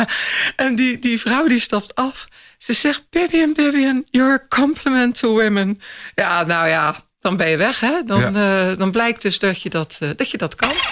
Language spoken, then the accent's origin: Dutch; Axel, Zeeland, Netherlands; Ik kom uit Zeeuws-Vlaanderen, uit Axel